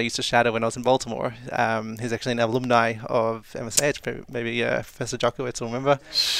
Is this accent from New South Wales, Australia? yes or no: no; Melbourne, Victoria, Australia; now in Ofakim, Israel; I'm from Melbourne.